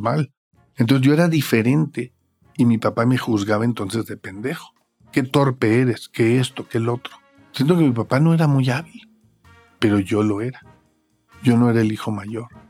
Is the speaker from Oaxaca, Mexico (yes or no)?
no; Monterrey, Nuevo León, Mexico; soy originado de Monterrey